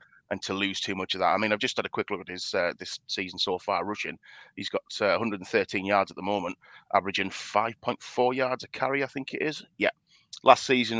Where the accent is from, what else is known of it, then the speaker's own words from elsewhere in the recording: United Kingdom; being a Brit